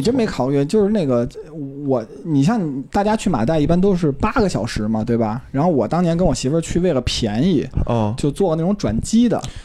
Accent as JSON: {"language": "Chinese", "region": "Beijing", "country": "China", "said": "咱们北京人都吃臭豆腐"}